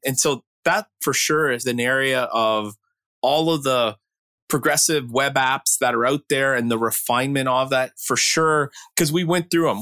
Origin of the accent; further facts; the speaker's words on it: Canada; I grew up in Canada graduate of Waterloo computer science up there